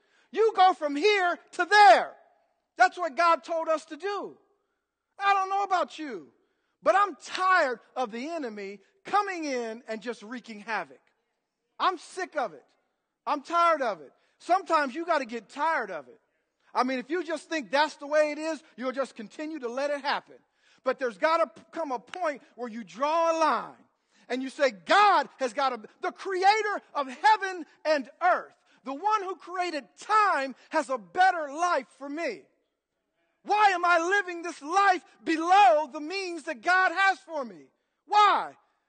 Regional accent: Bloomington, United States; I grew up in Bloomington. And, you know, if you grew up in this city, you would be.

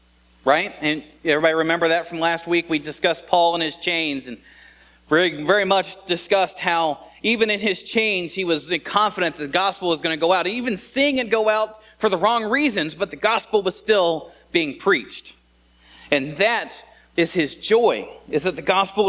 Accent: Indiana, United States; I was born and raised here in Indiana

